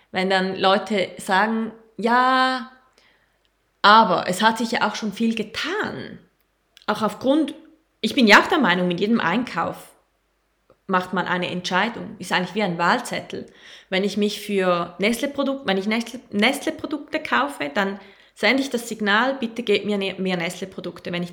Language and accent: German; Costa Rica; Ich komme aus Costa Rica.